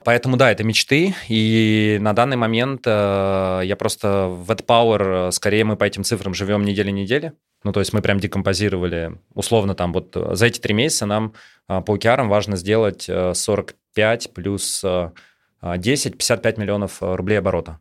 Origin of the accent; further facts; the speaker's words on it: Moscow, Russia; я родился и вырос в Москве